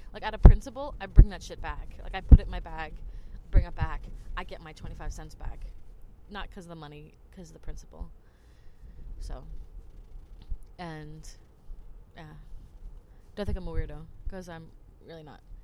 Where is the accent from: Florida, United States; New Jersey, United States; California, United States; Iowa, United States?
New Jersey, United States; moved away as an adult; now in Germany; I'm from Jersey